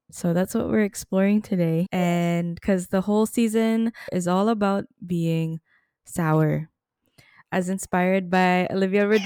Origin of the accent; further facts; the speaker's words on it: Philippines; To get to say that I'm Filipino is a gift. So thank you for that reminder. Our generation gets a little too sour but being Filipino is is wonderful.